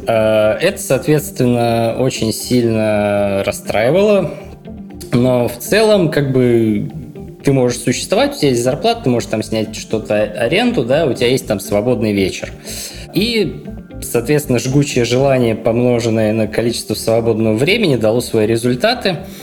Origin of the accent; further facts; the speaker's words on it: Murom, Vladimir Oblast, Russia; в городе Муром, откуда я родом